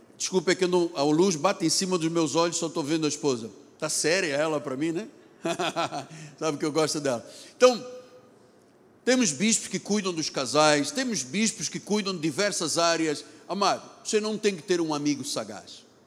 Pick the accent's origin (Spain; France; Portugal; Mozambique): Portugal; Lisbon; now in Rio de Janeiro, Brazil; Me lembrei dos dias das Assembleias de Deus em Lisboa, onde eu nasci